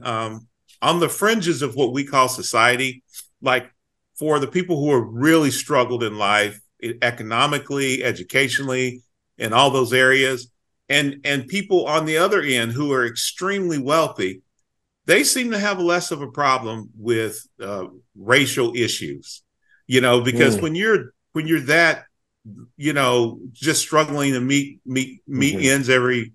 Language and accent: English; Kansas City, United States; I was raised in Kansas City as a Black man.